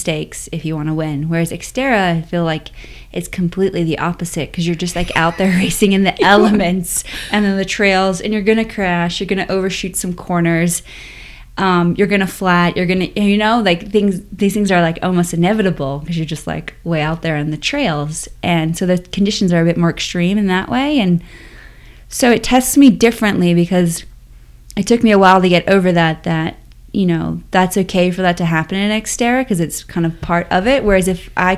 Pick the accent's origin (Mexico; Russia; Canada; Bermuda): Bermuda; I grew up in Bermuda